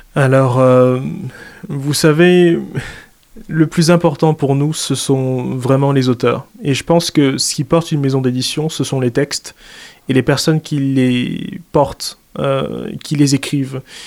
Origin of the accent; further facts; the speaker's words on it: Central African Republic; now in France; moi qui suis exilé parce que je viens de Centrafrique